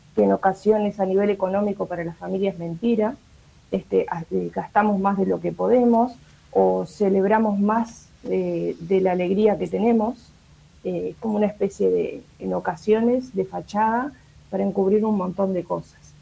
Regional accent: Montevideo, Uruguay; como montevideanos

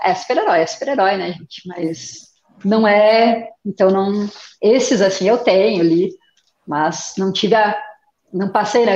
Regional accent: Curitiba, Paraná, Brazil; eu sou aqui de Curitiba

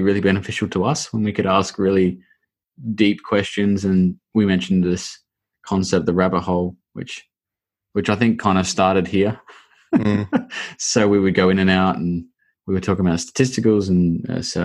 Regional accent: Australia; moved away; I'm Australian. I don't even know how words come out of my mouth, mate.

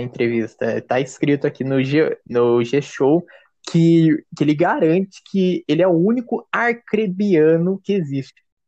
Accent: Vila Velha, Espírito Santo, Brazil; sou natural de Vila Velha, Espírito Santo

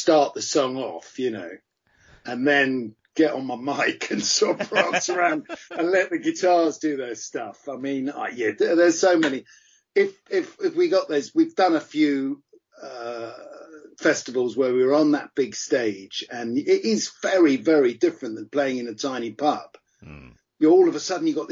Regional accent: Farnham, South East England, United Kingdom; also born or lived in Munich / Bentley / Hastings / London; now in Brighton, United Kingdom; I grew up from a very young age when my parents divorced. My mum came back here and I grew up around the Farnham area, Bentley and then Farnham

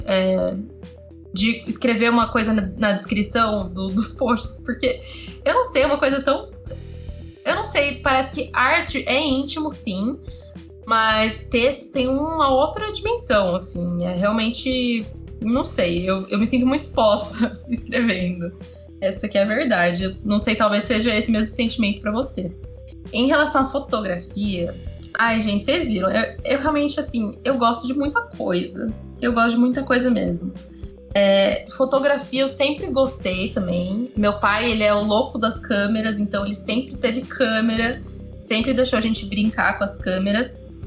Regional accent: São Paulo, Brazil; also born or lived in Marseille, France / Salvador, Bahia; eu ter nascido em São Paulo, nasci na, na Avenida Paulista

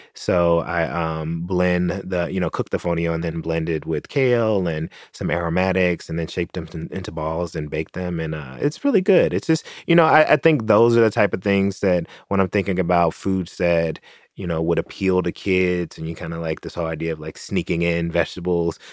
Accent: Tennessee, United States; moved away; my home state of Tennessee

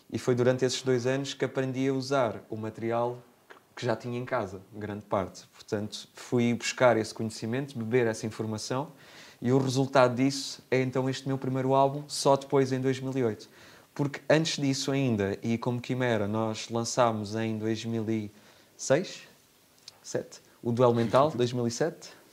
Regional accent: Armação de Pêra, Algarve, Portugal; also born or lived in Beja / Alcantarilha; eu cresci, eu nasci em Beja, sou lentejano, mas desde sempre que vivo no Algarve. E no Algarve comecei por viver em Alcantarilha

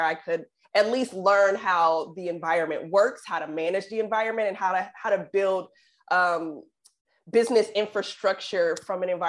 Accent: Oakland, California, United States; growing up in the Bay Area in Oakland

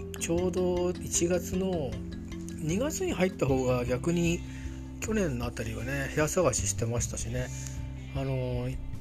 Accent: Chiba, Japan; moved away; also born or lived in Tokyo / Saitama / Nerima, Tokyo / Kawasaki; 小学校上がる時に埼玉から千葉に行ったり

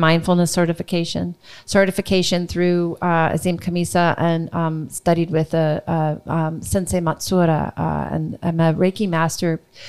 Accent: New Orleans, Louisiana, United States; I said, I'm from New Orleans. I've just lost everything.

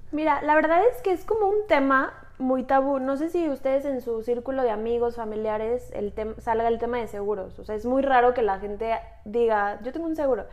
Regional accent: Mexico; Somos mujeres mexicanas

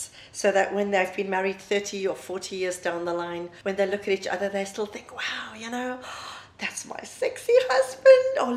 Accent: South Africa; moved away as an adult; now in Dubai, United Arab Emirates; I'm South African, and I have been living in Dubai now for the past 11 years.

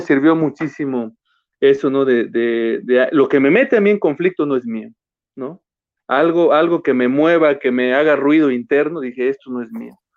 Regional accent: Mexico; yo vengo de barrio, vengo de ahí de, crecí en Altavista

